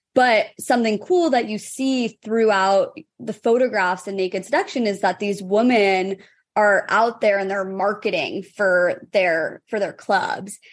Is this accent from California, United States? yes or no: yes; San Francisco, California, United States; And I grew up in San Francisco